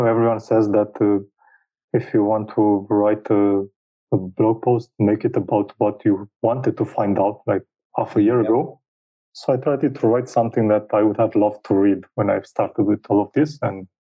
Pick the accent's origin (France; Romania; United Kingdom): Romania; I'm a developer from Romania